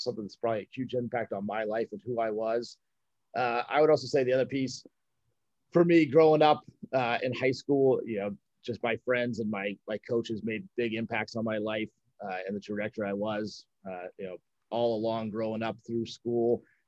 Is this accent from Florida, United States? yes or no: no; Dallas, Texas, United States; born there; also born or lived in Illinois / North Carolina / Mississippi / Scotland; So I was born in Dallas, Texas. Grew up kind of all over the place. My dad was in the Air Force, so we moved around a lot. Illinois, North Carolina, Texas, Mississippi, even over in Scotland for a little while through school.